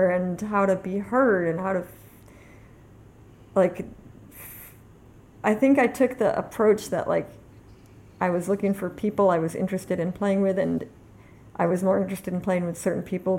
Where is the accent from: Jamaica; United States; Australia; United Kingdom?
United States; New York City, New York; I grew up in Manhattan. Yeah, on the Upper West Side